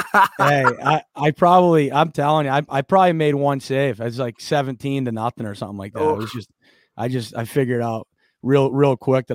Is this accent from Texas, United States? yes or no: no; Western Massachusetts, United States; also born or lived in Riverside, Rhode Island; grew up in Seekonk, Mass, which is right on the border of Rhode Island, like right next to East Providence. So I grew up in Riverside, Rhode Island, which is like the next town over from East Providence until I was about five. And then we moved to Western Massachusetts.